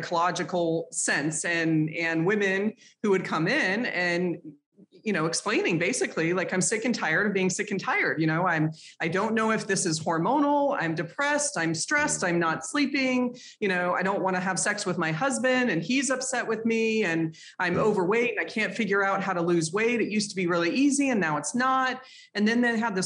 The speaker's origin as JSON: {"language": "English", "town": "Boulder", "region": "Colorado", "country": "United States", "tie": "born or raised there", "said": "I grew up in Boulder, Colorado"}